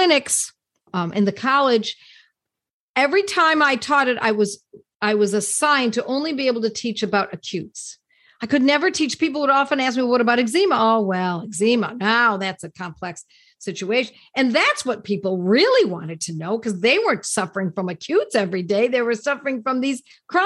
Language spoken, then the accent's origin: English; Buffalo, New York, United States; Buffalo, New York, my hometown